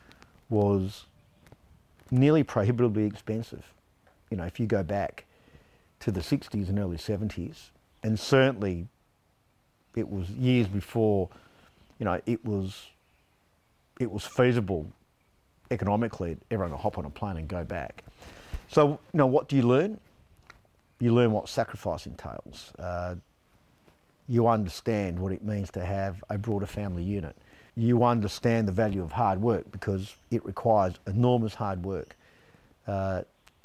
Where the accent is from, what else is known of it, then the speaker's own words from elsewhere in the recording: Australia; I am first generation Italian. I was born here. I regard myself as Australian